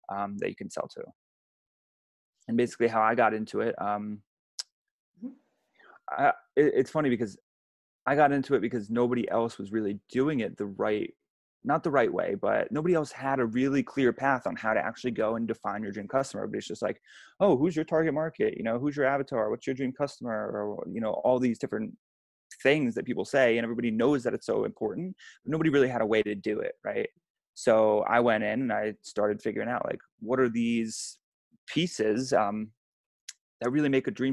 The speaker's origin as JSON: {"language": "English", "country": "United States", "tie": "born or raised there", "said": "I grew up 2 hours outside of New York City"}